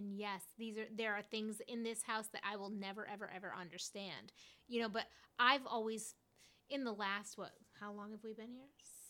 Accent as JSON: {"language": "English", "town": "Fort Worth", "region": "Texas", "country": "United States", "said": "I'm from Fort Worth."}